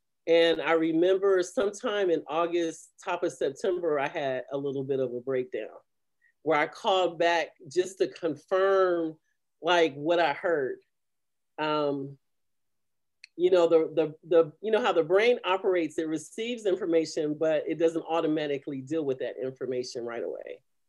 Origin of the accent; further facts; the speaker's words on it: Kentucky, United States; also born or lived in Chicago, Illinois; I was born in Chicago, but I lived in Kentucky with my adopted family.